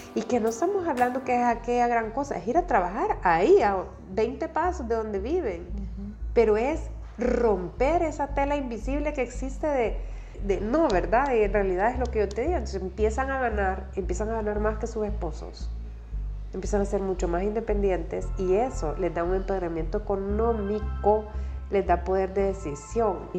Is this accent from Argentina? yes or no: no; El Salvador; soy salvadoreña